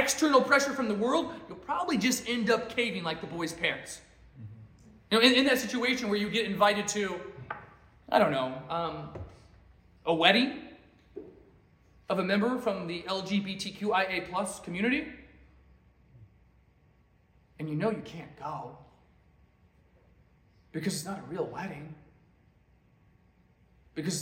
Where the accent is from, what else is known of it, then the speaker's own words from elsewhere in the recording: Alaska, United States; now in Lynchburg, United States; I'm from Alaska